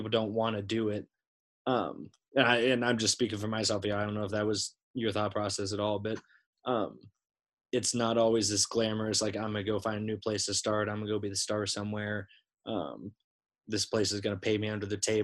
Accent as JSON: {"language": "English", "town": "Ames", "region": "Iowa", "country": "United States", "said": "I'm from Ames, I'm an Iowa kid"}